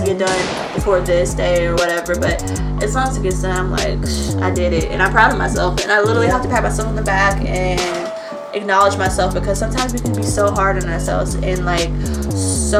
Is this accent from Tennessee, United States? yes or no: yes; Nashville, Tennessee, United States; Nashville is my home. I've been here all my life, born and raised in East Nashville.